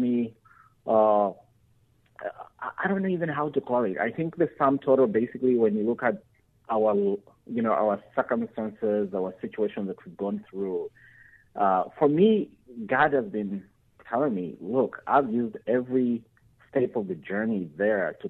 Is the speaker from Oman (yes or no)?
no; Uganda; moved away as an adult; now in United States; I was born and raised in Uganda